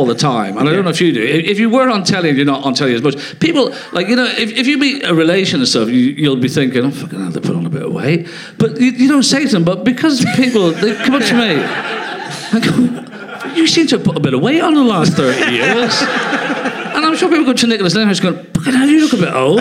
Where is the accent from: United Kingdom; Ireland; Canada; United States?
Ireland; I was brought up in Ireland